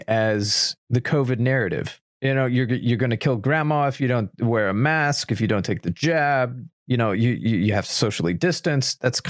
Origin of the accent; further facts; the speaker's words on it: United States; as an American